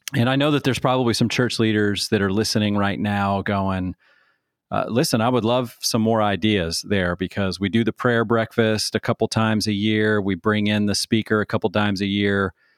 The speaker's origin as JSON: {"language": "English", "town": "Manassas", "region": "Virginia", "country": "United States", "tie": "born or raised there", "said": "growing up in Manassas, Virginia at the United Methodist Church"}